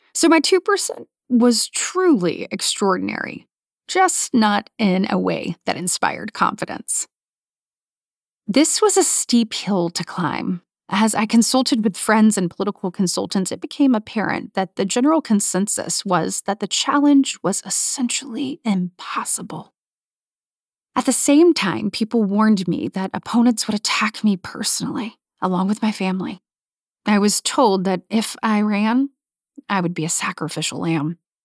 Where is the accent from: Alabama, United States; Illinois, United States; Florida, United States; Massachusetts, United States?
Alabama, United States; Coffee County; Wesley and I each had jobs we never dreamed we would have growing up in Coleman and Coffee counties, respectively. We were both from more rural parts of Alabama